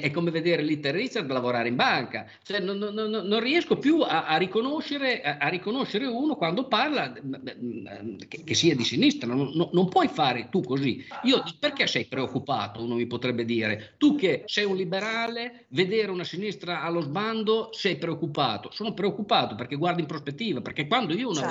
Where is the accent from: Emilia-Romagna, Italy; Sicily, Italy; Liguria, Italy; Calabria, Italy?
Emilia-Romagna, Italy; Bologna; sono nato e vissuto a Bologna, eh, per quasi sessanta anni